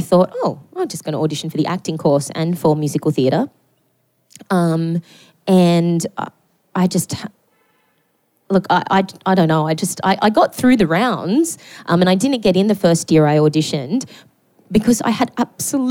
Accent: Newcastle, New South Wales, Australia; I grew up in Newcastle

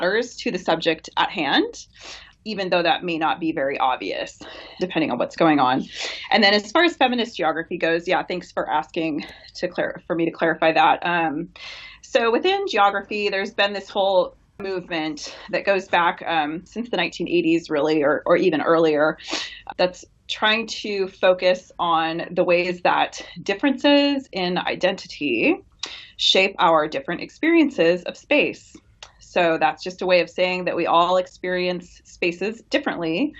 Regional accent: Washington, United States; moved away; I'm from Washington State originally, so it's based where I grew up

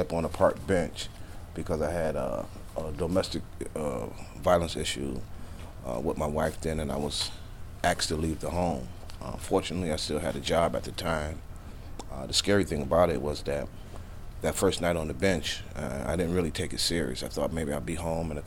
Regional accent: Hartford, Connecticut, United States; I was raised in Hartford, the eldest of four siblings

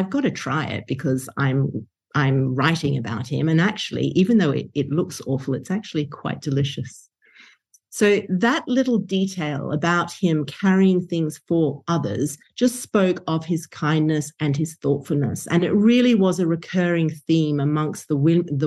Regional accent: Brisbane, Queensland, Australia; my hometown of Brisbane, Australia

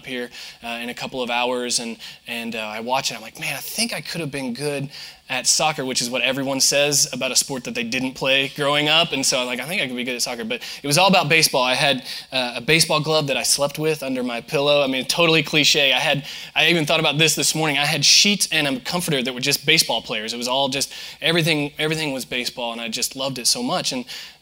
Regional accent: southern Indiana, United States; moved away as an adult; now in Florida, United States; I'm from Indiana, born and raised, and went to school there and moved to Florida about 10 years ago

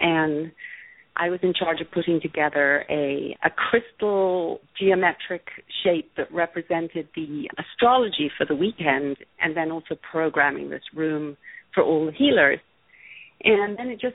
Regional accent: Ireland; also born or lived in London; now in Los Angeles, United States; I grew up in Ireland, moved to London, then I moved to LA.

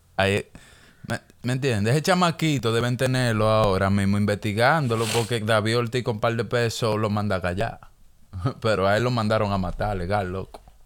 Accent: Dominican Republic; yo soy dominicano

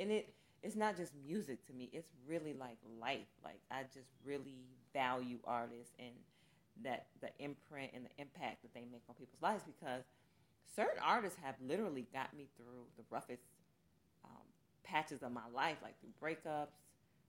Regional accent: Long Beach, California, United States; born there; now in Michigan, United States; I was born in Long Beach, California. We moved here because my mom got married years ago

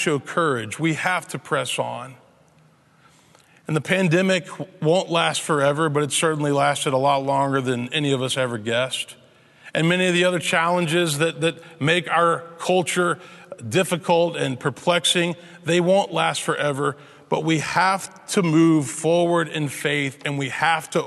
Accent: Memphis, Tennessee, United States; my hometown, Memphis, Tennessee

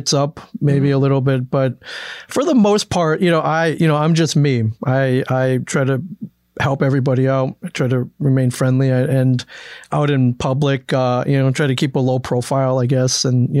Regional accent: Cleveland, Ohio, United States; born there; So, I was born in this country. I was born in Cleveland, Ohio.

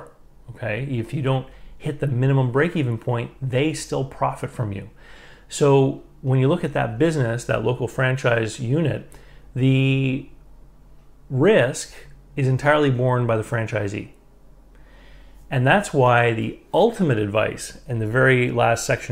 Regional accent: Moncton, New Brunswick, Canada; where I live here in Moncton, New Brunswick

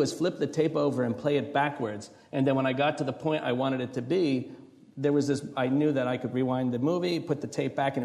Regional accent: New Jersey, United States; moved away; I grew up in New Jersey

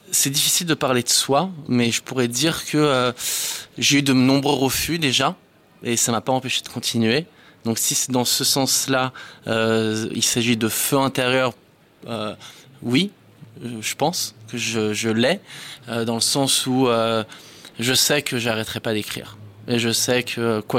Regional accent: France; also born or lived in Israel; suis français d'origine israélienne. J'ai grandi en Israël et en France. Et euh, j'ai pas mal bougé dans ma vie, donc euh, je ne sais pas exactement d'où je viens

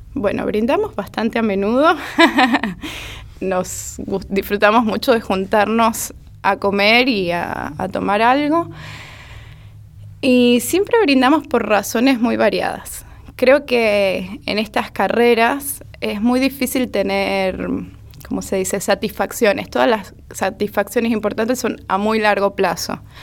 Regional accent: Mérida, Venezuela; Soy de Mérida, Venezuela

